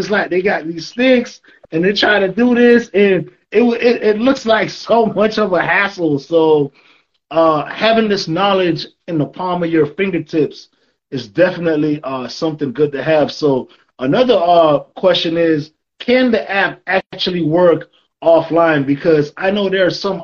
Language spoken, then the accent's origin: English; Miami, Florida, United States; moved away as an adult; now in Texas, United States; growing up in Miami, I didn't know anything about hiking, right? I lived there for 20 years.